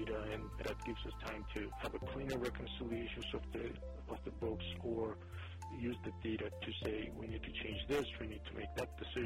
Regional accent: Georgia; moved away as an adult; also born or lived in Zimbabwe / Russia; now in United States; I grew up in Tennessee, Georgia. I was 21 when I left it

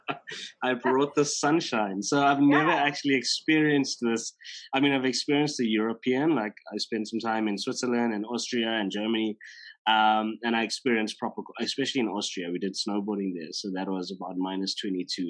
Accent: Durban, KwaZulu-Natal, South Africa; now in Johannesburg, South Africa; So I grew up in Durban, but I haven't. I've lived in Joburg now for close to fifteen years or sixteen years.

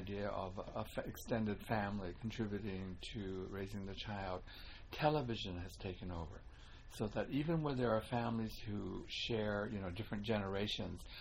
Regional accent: Vancouver, British Columbia, Canada; moved away as an adult; now in Toronto, Canada; myself growing up in Chinatown

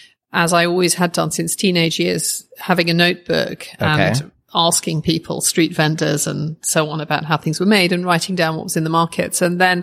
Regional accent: Oxford, South East England, United Kingdom; I grew up in Oxford, uh-huh. which is an academic city.

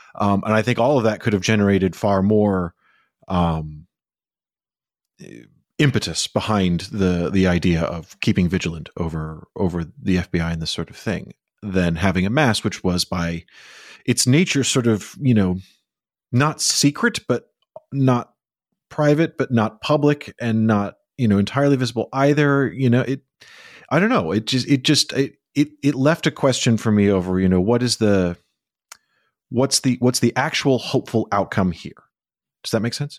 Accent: Chicago, Illinois, United States; When I was growing up in Chicago, where it was often cold

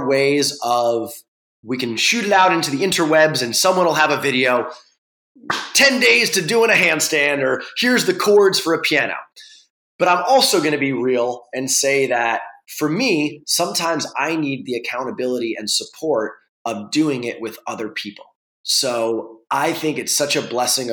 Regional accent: New York, United States; now in Venice, California, United States; I live in Venice. I'm from New York

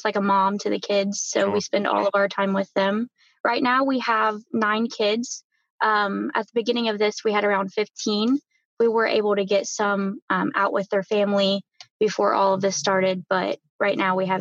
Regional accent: Adams County, Ohio, United States; I am from Adams County, Ohio

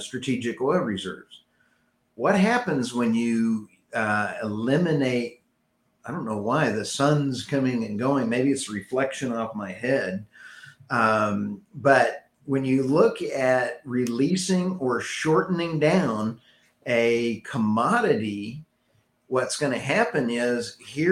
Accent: Texas, United States; I'm from Texas with an OSU background

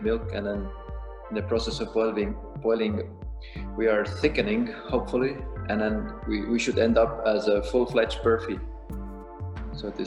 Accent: Estonia; also born or lived in Dublin, Ireland; now in Zurich, Switzerland; I'm from Eastern Europe, I'm from Estonia. And then there used to be this communism, Soviet Union regime when I was growing up.

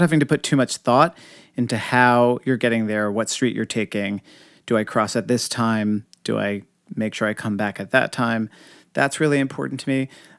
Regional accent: New York City, New York, United States; I mean, I sometimes say that as a New Yorker, I see more people before 9 a.m. than most people see all week.

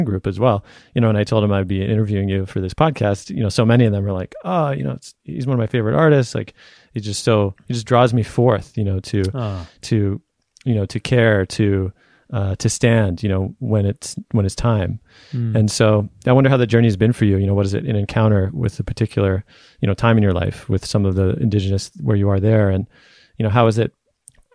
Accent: Canada; I was born in Canada, of course, you know, it wasn't that long ago that my people were not in this land

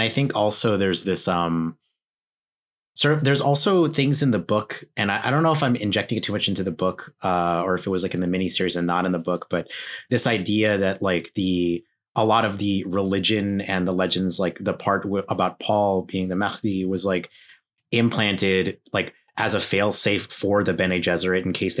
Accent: Philippines; Because, like, you know, as a Filipino person, I have parents who do that thing where they're Catholic

